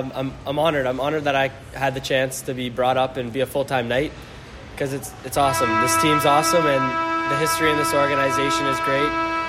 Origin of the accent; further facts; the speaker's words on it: Strathroy, Ontario, Canada; growing up in Strathroy and being able to watch London